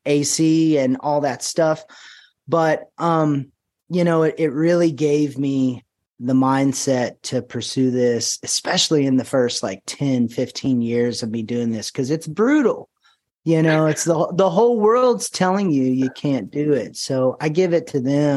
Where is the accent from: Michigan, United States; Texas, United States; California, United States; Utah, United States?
Texas, United States; Paris; I'm from Paris, Texas, raised here, and I still live here.